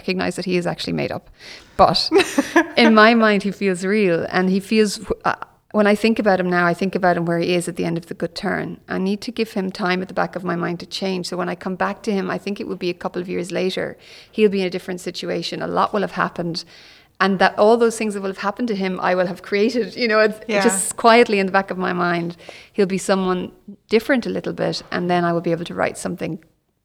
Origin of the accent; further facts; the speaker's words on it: Galway, Connacht, Ireland; also born or lived in Cork, Ireland; I was born in Cork. My dad was a bank manager, which in those days meant you were moved around the country a lot. So we moved to Galway when I was 12 and I spent most of my childhood there and university there